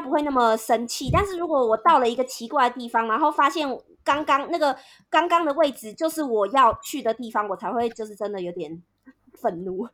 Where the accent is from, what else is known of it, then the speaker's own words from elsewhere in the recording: northern Taiwan, Taiwan; moved away as an adult; now in Vietnam; 因为我是北部人